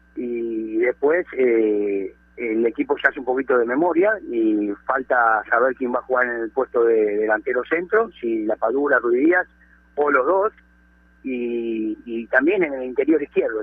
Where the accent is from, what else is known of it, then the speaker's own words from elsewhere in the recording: Peru; hablo como peruano